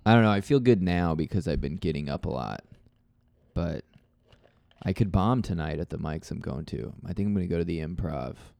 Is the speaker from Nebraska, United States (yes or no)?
yes; Nebraska, United States; people know I'm from Nebraska